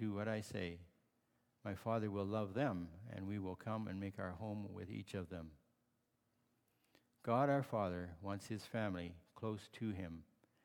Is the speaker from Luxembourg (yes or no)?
no; Holland Marsh, Ontario, Canada; also born or lived in Barrie, Ontario; I grew up in Holland Marsh, Ontario, and later we moved to Barrie because my father had purchased a farm there.